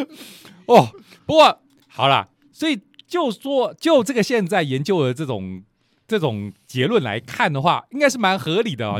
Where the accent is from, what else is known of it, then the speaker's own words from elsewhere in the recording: Lukang, Changhua County, Taiwan; 虽然我跟石老师都是鹿港人，但是我是，呃，小时候长大的时候，还是在鹿港